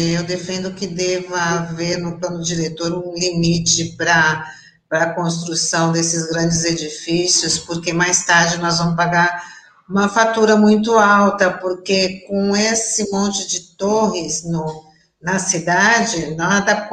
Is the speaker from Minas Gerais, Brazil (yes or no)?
no; Santos, São Paulo, Brazil; vou me manifestar também, porque eu também fui criada no Marapé, dá licença, né?